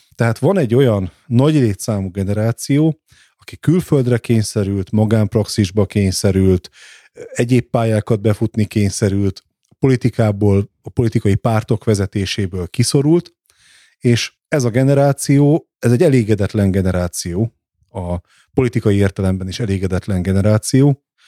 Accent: Nyíregyháza, Szabolcs-Szatmár-Bereg, Hungary; moved away; also born or lived in Budapest; én Nyíregyházán születtem

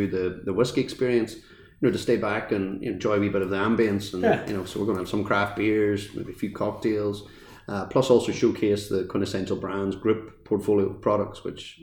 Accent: Ireland; as Irish people, we're very passionate about our history and heritage

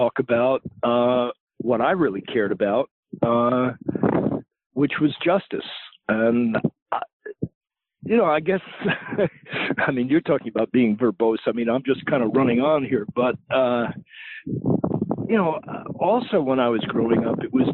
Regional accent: Long Island, New York, United States; I grew up on Long Island

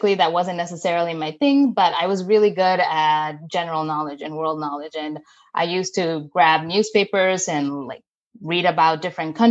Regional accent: Mexico City, Mexico; moved away as an adult; also born or lived in Rochester, United States; my sisters and I were born and raised in Mexico City. That's where I spent the bulk of my childhood

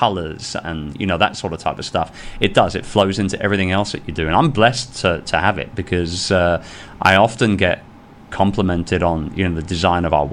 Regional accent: London, United Kingdom; moved away as an adult; now in Philippines; I'm a sales and marketing guy, born and raised in London.

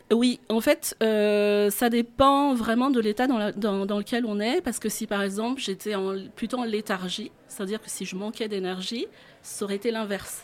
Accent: Central Highlands, Madagascar; moved away as an adult; now in France; je suis née à Madagascar

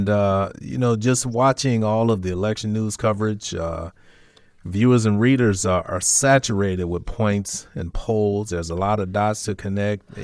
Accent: Gary, Indiana, United States; born or raised there; moved away

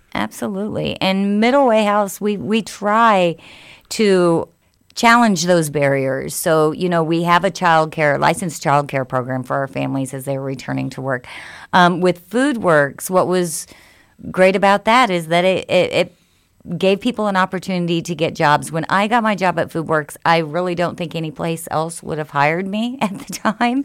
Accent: Spencer, Indiana, United States; also born or lived in Lafayette, Indiana; In Lafayette and then in Spencer, Indiana

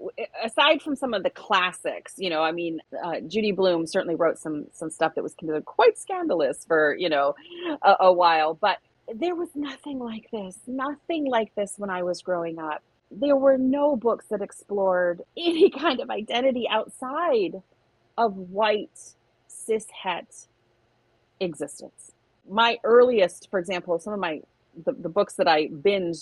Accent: Michigan, United States; We're both from Michigan

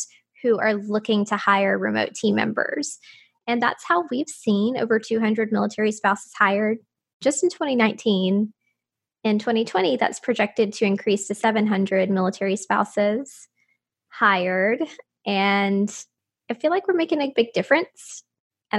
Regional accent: Moulton, Alabama, United States; moved away; also born or lived in Huntsville, Alabama; my husband, who is also from my hometown, Moulton, he and I were living in Huntsville, Alabama

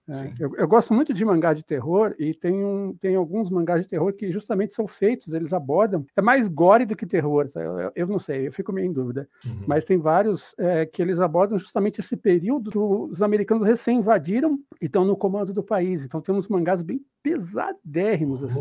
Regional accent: Ponta Grossa, Paraná, Brazil; now in São Paulo, Brazil; eu sou de Ponta Grossa

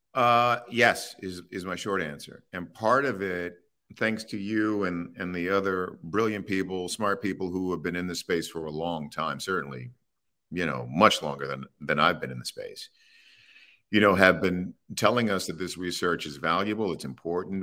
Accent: Baltimore, Maryland, United States; I grew up in Baltimore

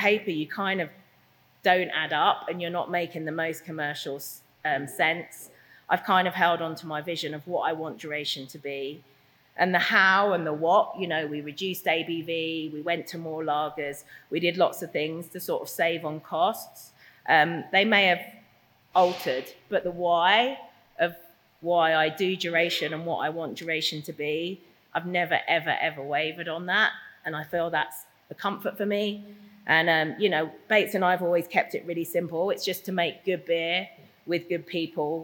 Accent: London, United Kingdom; moved away as an adult; now in Norfolk, United Kingdom; I'm a Londoner

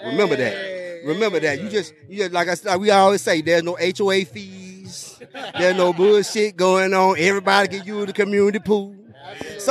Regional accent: Alabama, United States; accent: country; I'm Alabama born and raised. Tuscaloosa

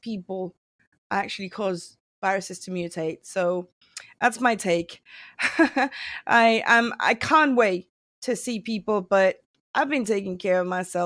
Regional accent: Venezuela; I am from Venezuela.

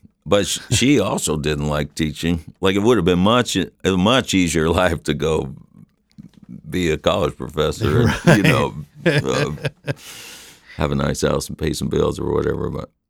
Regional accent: Ithaca, New York, United States; born there; and I was born in Ithaca

